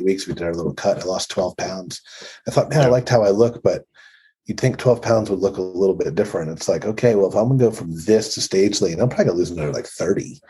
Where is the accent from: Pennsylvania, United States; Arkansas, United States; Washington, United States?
Pennsylvania, United States; born or raised there